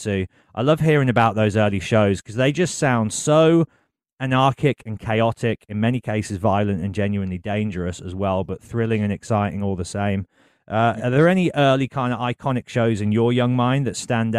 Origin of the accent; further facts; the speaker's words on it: England, United Kingdom; as an English guy